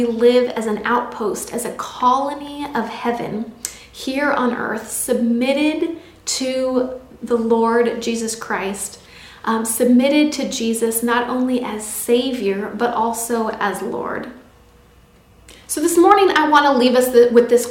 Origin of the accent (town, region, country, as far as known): United States